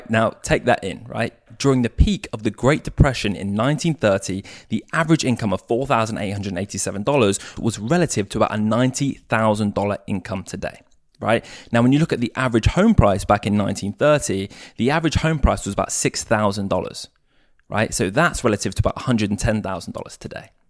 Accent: United States; born there; accent: English; I say us as Americans because I was born in America, right? I sound English, but I was actually born in the US.

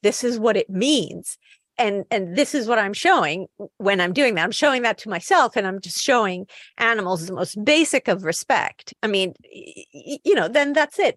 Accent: Naples, Campania, Italy; now in United Kingdom; I'm from Naples.

